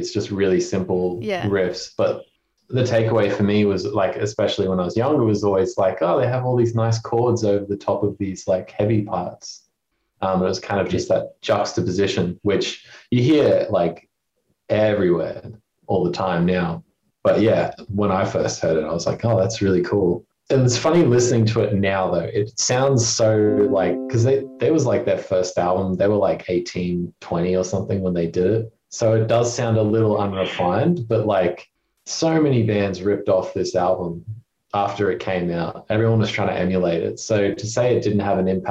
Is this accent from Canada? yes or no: no; Cairns, Queensland, Australia; I'm originally from Cairns, so we had like a very tight-knit heavy music community